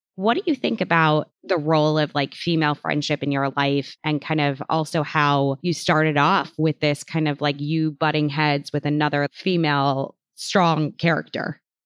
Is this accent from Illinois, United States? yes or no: yes; Chicago, Illinois, United States; I'm from Chicago